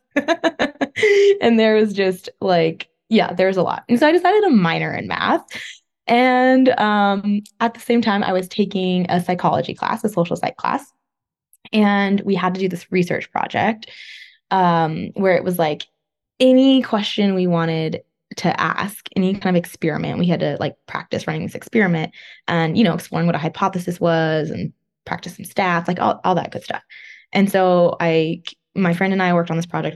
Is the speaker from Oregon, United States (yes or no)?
no; Northern California, United States; moved away as an adult; also born or lived in Los Angeles, California; now in East Coast, United States; I'm from California. Uh, grew up there, Northern California, but then I also lived in Southern California for a while, um, in LA area